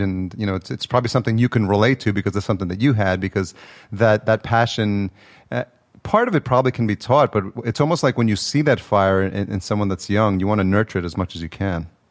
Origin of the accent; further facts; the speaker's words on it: Yonkers, New York, United States; moved away as an adult; also born or lived in El Salvador; now in Los Angeles, United States; I was born in El Salvador, but I was raised, I, at a year old, I came to Yonkers